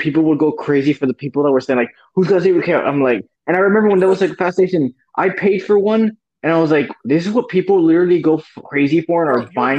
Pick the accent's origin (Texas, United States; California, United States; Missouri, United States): Texas, United States; Zapata; at my grandmother's in my hometown of Zapata.